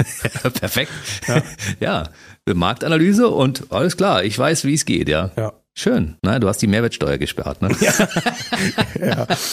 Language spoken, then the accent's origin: German; Berlin, Germany; Ich als Kaulsdorfer, wir haben ja. um die Ecke gewohnt